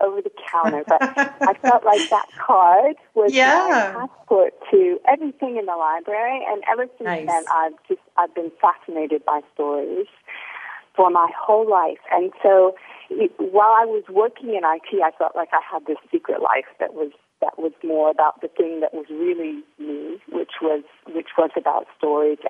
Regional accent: Mount Vernon, Ohio, United States; moved away as an adult; now in Sydney, Australia; I was born in little Mount Vernon, Ohio

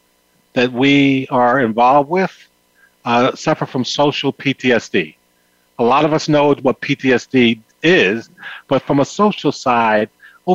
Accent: New York City, New York, United States; I grew up in the South Bronx.

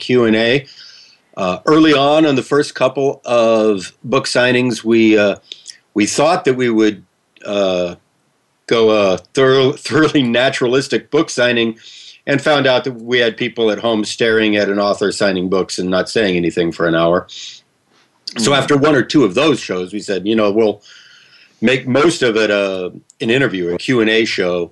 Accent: Kansas City, United States; moved away; I grew up in the Kansas City area

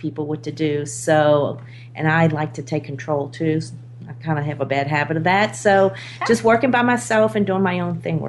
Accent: New Orleans, Louisiana, United States; moved away as an adult; I grew up in New Orleans. I moved here 17 years ago.

